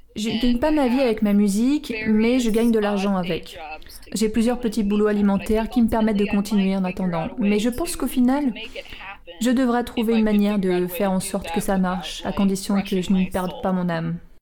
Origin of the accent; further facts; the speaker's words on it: Silver City, New Mexico, United States; moved away; also born or lived in Portland; j'ai grandi à Silver City